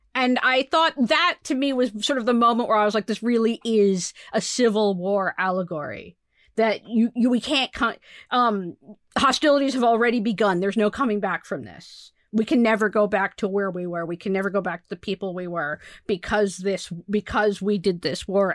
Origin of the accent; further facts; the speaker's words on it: United States; as an American